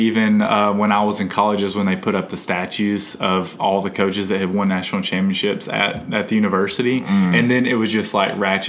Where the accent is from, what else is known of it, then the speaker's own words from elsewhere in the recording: North Central Alabama, United States; being from Alabama, I grew up in North Central Alabama.